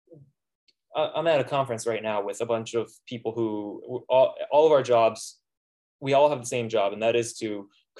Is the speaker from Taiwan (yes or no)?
no; Palm Beach, Florida, United States; now in Fairbanks, United States; I'm from South Florida, actually. I grew up in Palm Beach